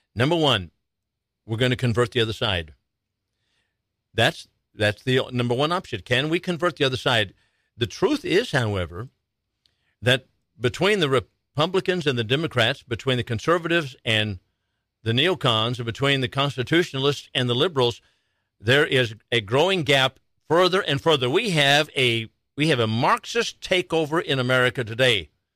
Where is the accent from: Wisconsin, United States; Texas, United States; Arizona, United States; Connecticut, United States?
Arizona, United States; Chandler; now in Wichita County, United States; I'm from Chandler, Arizona, and Maricopa County has been my home